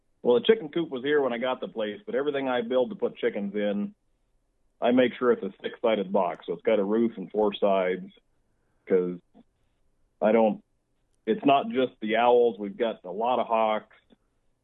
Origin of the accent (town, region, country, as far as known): Missouri, United States; born or raised there; also born or lived in Iowa; now in Arizona, United States